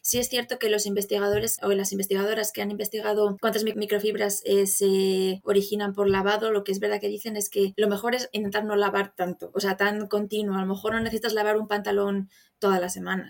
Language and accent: Spanish; Zamora, Castile and León, Spain; moved away as an adult; now in Ireland; soy de Zamora, aunque actualmente vivo en el extranjero, llevo viviendo en el extranjero varios años.